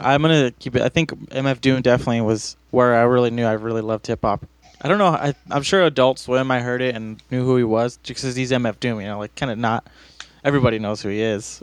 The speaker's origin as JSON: {"language": "English", "town": "Los Angeles", "region": "California", "country": "United States", "tie": "born or raised there", "said": "I grew up in East"}